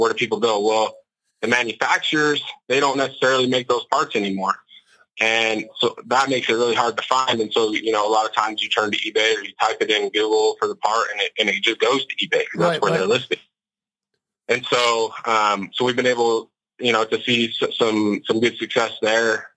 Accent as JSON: {"language": "English", "town": "West Jordan", "region": "Utah", "country": "United States", "tie": "born or raised there", "said": "I'm from Salt Lake City, Utah, more specifically a town on kind of the outskirts of Salt Lake called West Jordan. Born and raised there"}